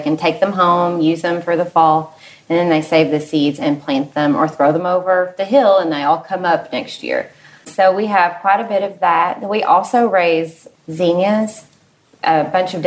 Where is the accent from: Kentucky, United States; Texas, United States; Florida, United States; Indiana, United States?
Kentucky, United States; Lexington; I grew up in Lexington, so I've been here about 16 years